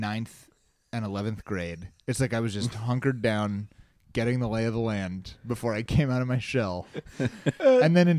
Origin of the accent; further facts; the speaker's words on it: Springfield, Missouri, United States; I grew up in the Ozarks, and so it was like there weren't the most Jews